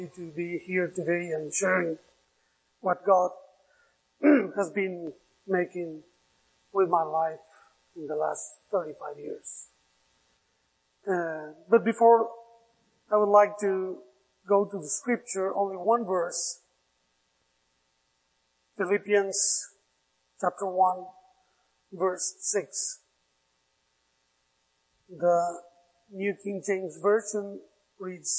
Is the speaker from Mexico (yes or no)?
yes; Mexico City, Mexico; English is a second language; also born or lived in Mérida, Yucatán; So I was raised in Mexico City. When I was 2 years old, we moved to Mexico City. So I was raised there.